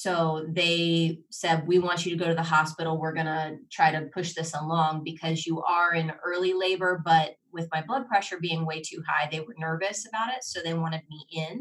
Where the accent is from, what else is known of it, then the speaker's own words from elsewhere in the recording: Ohio, United States; now in Orlando, United States; my hometown of, in Ohio